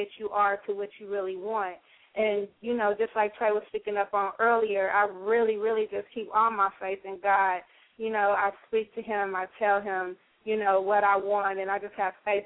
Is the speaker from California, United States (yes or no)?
yes; Los Angeles, California, United States; I'm from the West Coast of L.A.